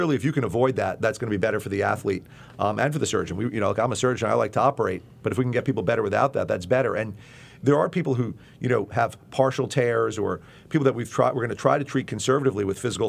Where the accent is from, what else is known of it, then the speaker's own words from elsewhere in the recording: Long Island, New York, United States; I grew up on Long Island